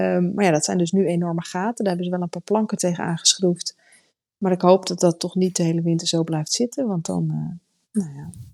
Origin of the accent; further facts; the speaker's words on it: Netherlands; we komen uit Nederland